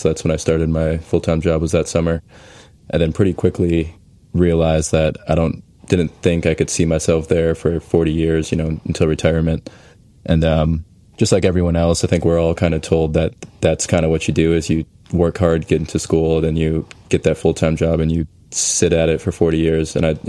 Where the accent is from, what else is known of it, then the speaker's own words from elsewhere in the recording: Saint Paul, Minnesota, United States; moved away as an adult; also born or lived in Tulsa, Oklahoma; now in Houston, United States; I'm from St. Paul, Minnesota originally. So very cold, just like up there in Cleveland. Ended up going to Tulsa, Oklahoma for school.